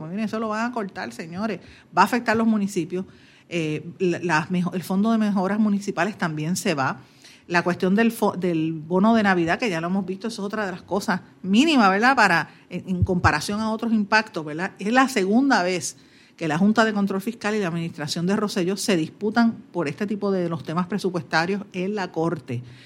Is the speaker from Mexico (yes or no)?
no; Puerto Rico; estamos subeditados totalmente a lo que digan los americanos